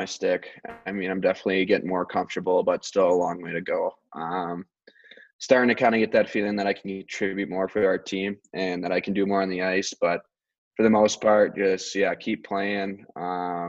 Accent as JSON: {"language": "English", "region": "Minnesota", "country": "United States", "moved": "yes", "said": "being my home state"}